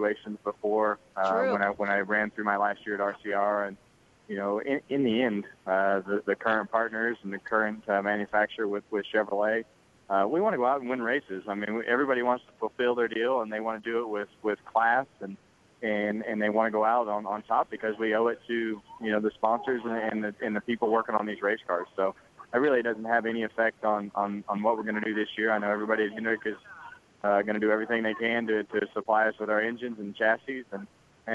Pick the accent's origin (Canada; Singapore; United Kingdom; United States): United States; Bakersfield, California; my hometown of Bakersfield